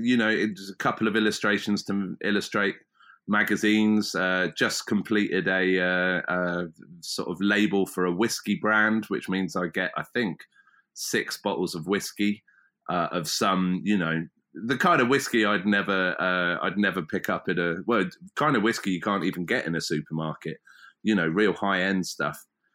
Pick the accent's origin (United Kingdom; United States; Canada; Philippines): United Kingdom; South East England; I've just ended up basically back where I grew up in West Berkshire on the Thames, and I used to come down this stretch of river to swim and to camp and kayak